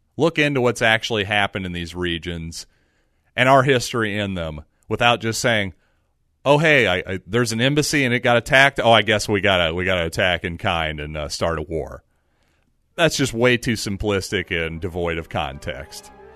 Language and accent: English; United States; as an American